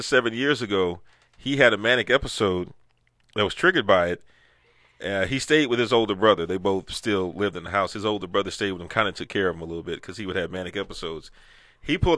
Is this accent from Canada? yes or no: no; United States; growing up in Sunnyside